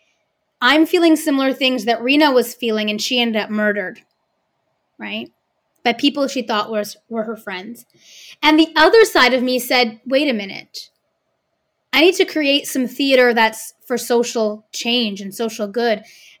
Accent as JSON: {"language": "English", "town": "Vancouver", "region": "British Columbia", "country": "Canada", "tie": "born or raised there", "said": "I was often the only person of color growing up in Vancouver on the stage in my age group"}